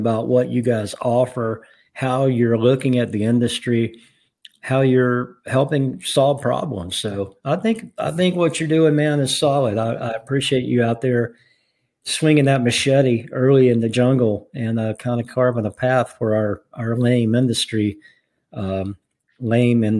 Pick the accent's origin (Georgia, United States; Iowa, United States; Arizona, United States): Georgia, United States; Atlanta; growing up in the Atlanta area